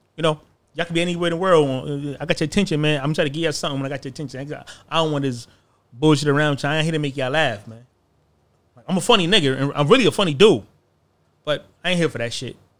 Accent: United States; I'm American

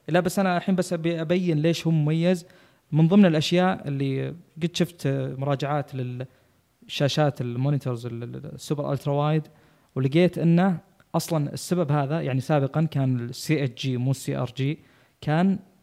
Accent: Saudi Arabia; احنا عندنا في السعوديه

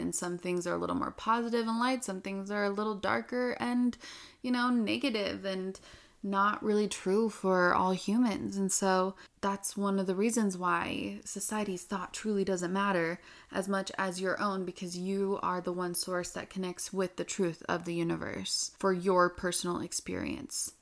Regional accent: Utah, United States; I'm from Utah

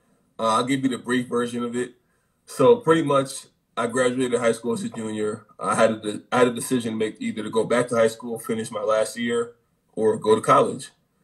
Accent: Connecticut, United States; I'm a kid from Connecticut

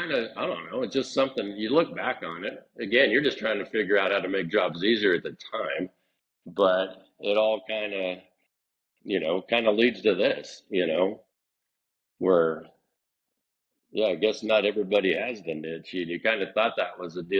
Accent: Hollister, California, United States; I grew up in Hollister. That's where I was born and raised.

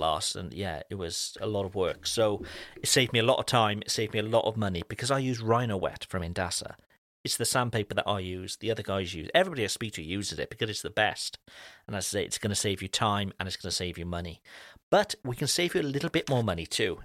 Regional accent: Cardiff, Wales, United Kingdom; moved away; my hometown back in Wales, uh, in Cardiff

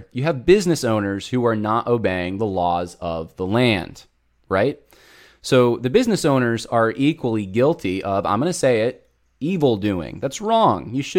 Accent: Southern California, United States; moved away; So I'm originally from Southern California, lots of family there.

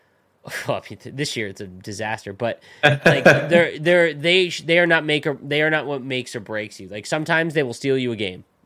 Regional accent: Canada; As a Canadian

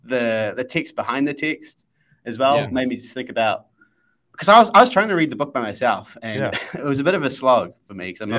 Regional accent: New Zealand; And because I'm a Kiwi, they're so embedded

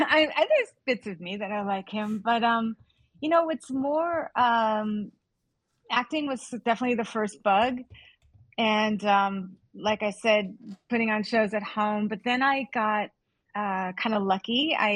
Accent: Los Angeles, California, United States; So I grew up here in Hollywood. Actually, not in Hollywood. I grew up in the Valley. Let's get real about that. So yeah. I like to call it the mean streets of Studio City.

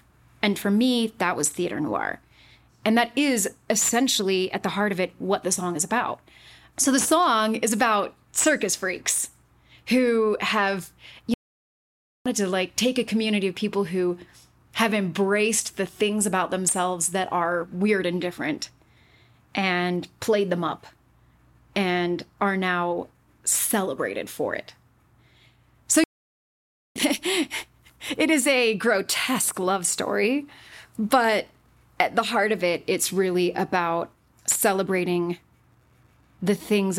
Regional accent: Utah, United States; Born and raised in Utah, and I was not raised Mormon.

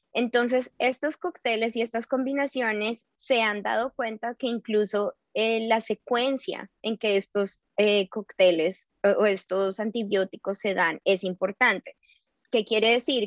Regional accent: Colombia; now in New York, United States; yo soy colombiana

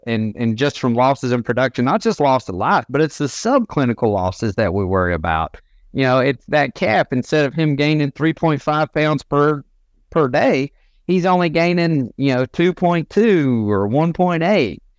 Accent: Northwest Georgia, United States; Born and raised in Northwest Georgia.

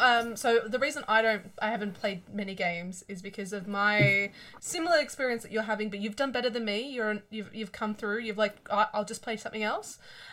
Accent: Victoria, Australia; I am a Mexican from Victoria, so we didn't get out much.

